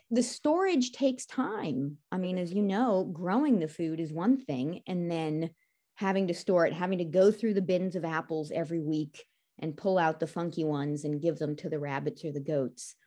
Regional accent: California, United States; moved away; as a kid growing up in California

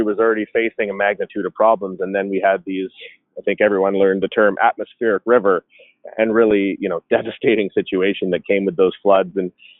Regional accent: British Columbia, Canada; now in Calgary, Canada; I'm actually from British Columbia, so I have family and friends throughout the greater Vancouver area, as well as in the interior of BC

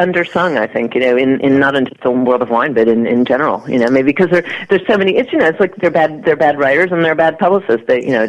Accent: Indiana, United States; moved away; I was a kid from Indiana

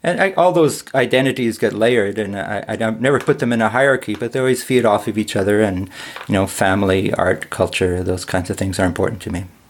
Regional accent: Ottawa, Ontario, Canada; moved away; I live in Ottawa and I was born in Ottawa, though I lived in many other places

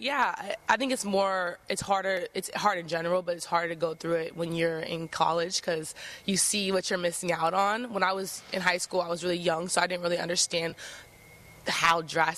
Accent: Pleasant Hill, California, United States; moved away as an adult; also born or lived in Sacramento / Richmond, California / Hercules, California; now in Eugene, United States; I grew up in the Bay Area. I, like, grew up throughout my childhood in Pleasant Hill, Concord area

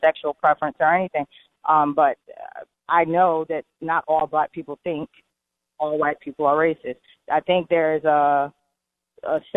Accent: Connecticut, United States; now in Atlanta, United States; I grew up in Connecticut in a very diverse community

